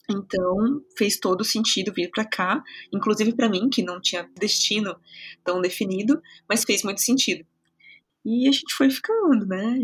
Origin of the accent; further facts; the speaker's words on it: Tietê, São Paulo, Brazil; O meu sotaque vem de um pedacinho do estado de São Paulo, uma cidade pequenininha, é, muito querida, chamada Tietê.